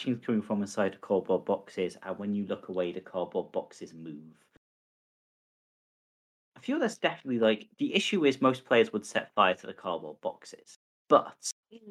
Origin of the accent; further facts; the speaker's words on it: United Kingdom; as a British person